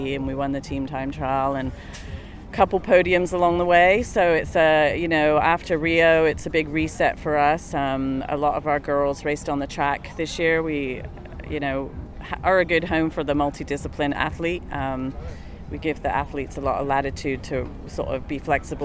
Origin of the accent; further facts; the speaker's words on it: England, United Kingdom; now in United States; I grew up in England